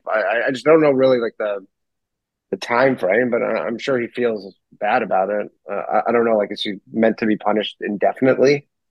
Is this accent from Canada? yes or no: yes; Canada; I'm Canadian